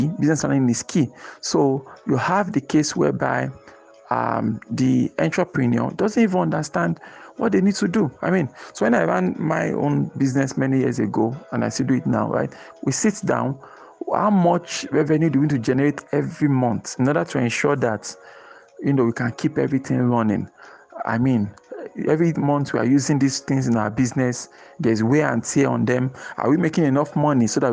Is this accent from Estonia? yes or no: no; Nigeria; as a Nigerian, a business owner